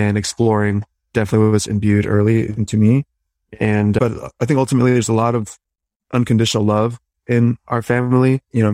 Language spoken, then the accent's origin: English; Washington, District of Columbia, United States; also born or lived in Shanghai, China; now in New York, United States; I grew up in DC